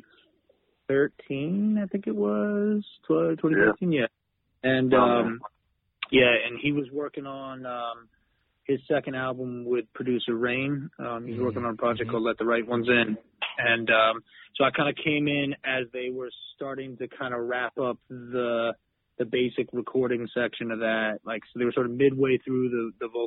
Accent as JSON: {"language": "English", "region": "Western Massachusetts", "country": "United States", "tie": "born or raised there", "also_born_or_lived": "New York City", "lives_now": "Boston, United States", "said": "But I grew up in Western Mass"}